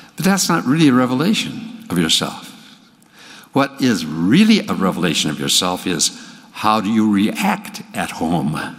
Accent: Hinckley, Minnesota, United States; I grew up in Hinckley, Minnesota, where the men are men and pansies are flowers

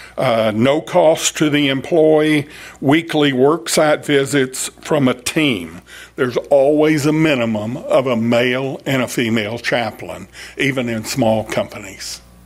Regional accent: Fort Worth, Texas, United States; I was born in Fort Worth. My grandfather was in Fort Worth. My father worked in Fort Worth. And I started off working at Bell Helicopter in Fort Worth

